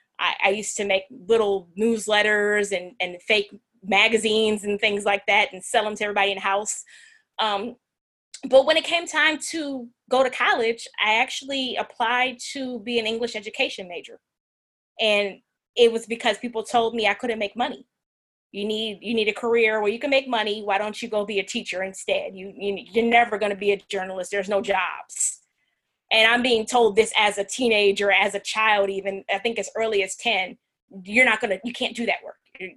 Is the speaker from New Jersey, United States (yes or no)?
yes; New Jersey, United States; moved away as an adult; now in Louisiana, United States; So I'm from New Jersey. I never let anybody forget that. My accent is gone. I've been in Louisiana for 19 years.